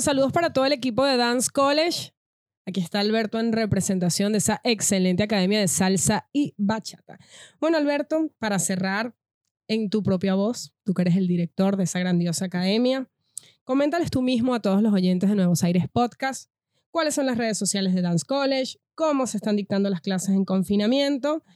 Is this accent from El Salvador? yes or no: no; Venezuela; moved away